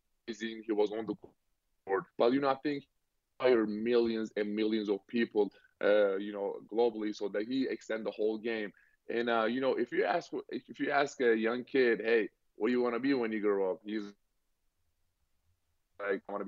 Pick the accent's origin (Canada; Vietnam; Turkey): Turkey; now in Boston, United States; Well, I grew up in Turkey